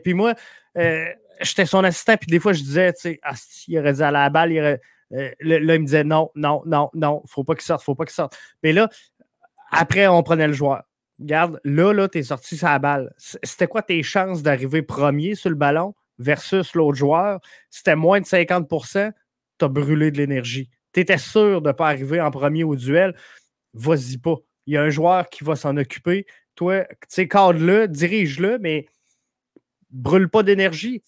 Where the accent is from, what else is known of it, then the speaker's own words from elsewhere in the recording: Quebec City, Quebec, Canada; moi, je viens de Québec, fait que je suis comme bien nordique